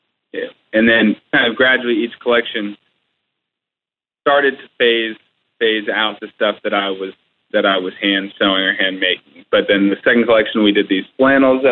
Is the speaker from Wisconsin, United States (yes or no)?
no; Seattle, Washington, United States; also born or lived in Portland; I'm from Seattle originally